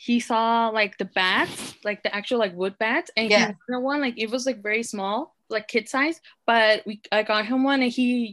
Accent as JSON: {"language": "English", "town": "San Francisco", "region": "California", "country": "United States", "tie": "born or raised there", "said": "San Francisco. Never left. Was born here. Was raised here. Still living here."}